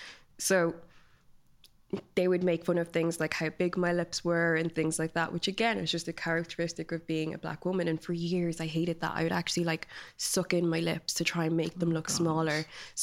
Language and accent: English; London, United Kingdom; born there; also born or lived in Nigeria; I was born in London, my brother is born in Nigeria, then my sister was born in London. So we were just constantly moving between the two countries